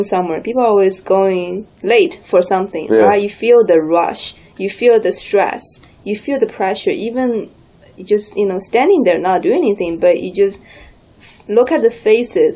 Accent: Shanghai, China; now in Canada; I grew up in Shanghai, China, which is in a huge city.

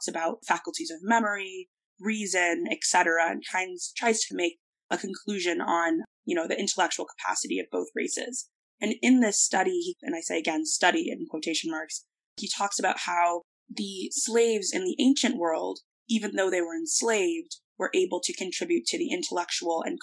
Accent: Northeast, United States; growing up in the Northeast and growing up in the United States education

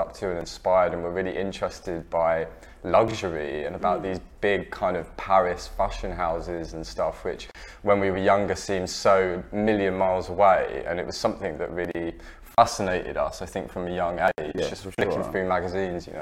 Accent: Essex, East of England, United Kingdom; also born or lived in New York, United States; I was born in New York and I left America when I was 8 and moved to sunny Essex, which is where I was brought up

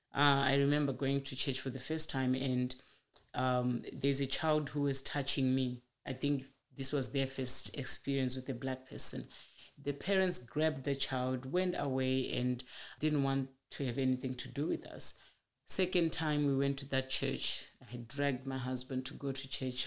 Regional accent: Manicaland, Zimbabwe; moved away as an adult; now in Kalgoorlie, Australia; I grew up in rural Zimbabwe, in Manikaland province, the eastern side of the country

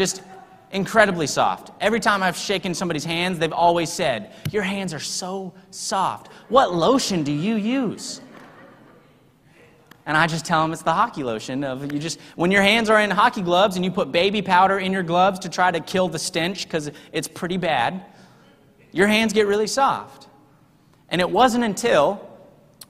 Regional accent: Texas, United States; also born or lived in Salt Lake City, Utah / Sydney, Australia; I'm from Texas

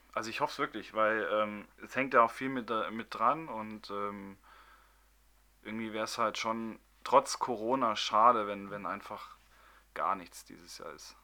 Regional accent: Munich, Bavaria, Germany; ich bin zwar gebürtiger Münchner

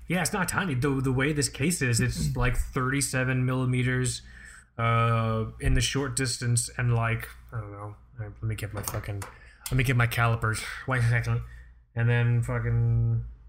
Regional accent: Florida, United States; you're a Floridian like me

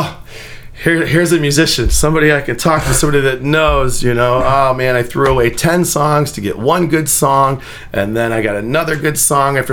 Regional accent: Chicago, Illinois, United States; now in Northwest Indiana, United States; I'm from Chicago

